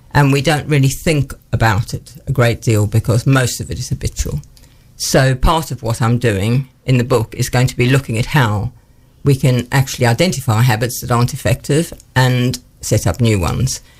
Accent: Johannesburg, Gauteng, South Africa; moved away as an adult; now in Newark, United Kingdom; I grew up in South Africa was born in Johannesburg and lived there until I was 21 when I moved to the UK

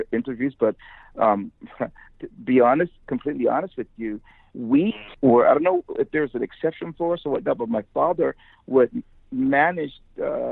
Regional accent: United States; me as American

